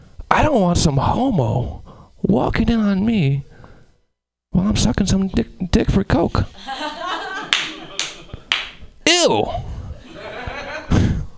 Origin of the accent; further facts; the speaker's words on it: Albany, New York, United States; I'm from Albany, the capital